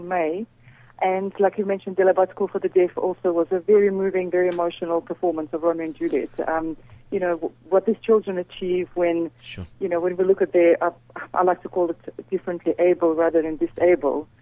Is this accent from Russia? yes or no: yes; Saint Petersburg, Russia; moved away as an adult; also born or lived in Siberia, Russia; now in South Africa; I was born in Russia, so originally from Siberia, and I grew up in St. Petersburg